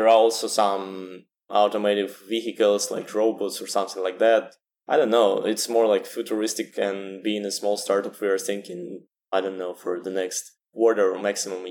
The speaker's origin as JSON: {"language": "English", "region": "Saint Petersburg", "country": "Russia", "tie": "born or raised there", "said": "I was born in St. Petersburg, great city, a little bit colder"}